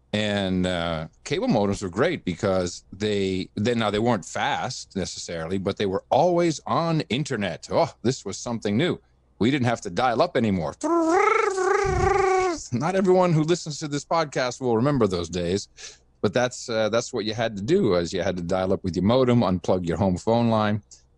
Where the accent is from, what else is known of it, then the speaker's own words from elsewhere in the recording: Amsterdam, North Holland, Netherlands; also born or lived in United States; retired from the company just before 2000 and decided to move my family back to Amsterdam. Now, I grew up in Amsterdam, even though I'm an American.